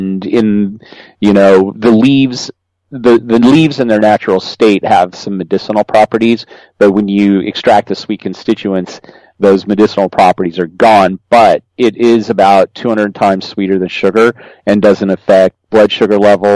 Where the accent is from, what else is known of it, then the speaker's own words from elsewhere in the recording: Colorado, United States; So I grew up in Colorado. I grew up on a ranch in Colorado